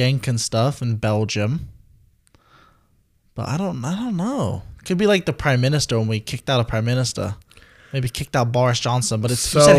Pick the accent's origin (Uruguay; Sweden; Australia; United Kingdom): United Kingdom; I'm British